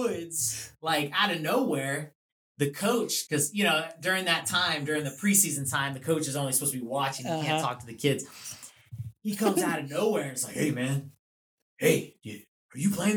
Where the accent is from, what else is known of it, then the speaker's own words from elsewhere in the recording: Florida, United States; now in Southwestern Pennsylvania, United States; growing up in Florida